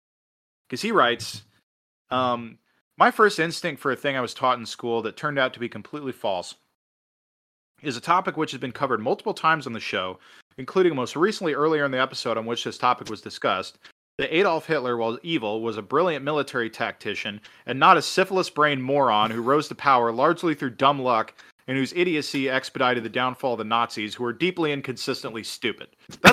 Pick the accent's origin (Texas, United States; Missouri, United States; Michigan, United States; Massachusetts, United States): Missouri, United States; Hell, growing up in Missouri, I was taught to take pride in being from the home state of Harry S. Truman